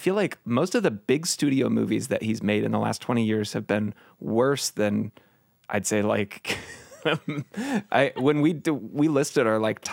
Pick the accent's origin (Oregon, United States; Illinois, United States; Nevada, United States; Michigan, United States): Oregon, United States; Portland; I grew up in Portland, and just seeing Nick Cage walking around Portland